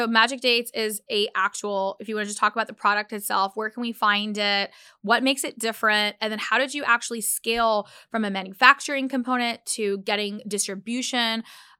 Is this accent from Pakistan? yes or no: yes; Pakistan; I eat dates just naturally in our diet as I'm Pakistani and we just have dates in like, you know, in our diet already.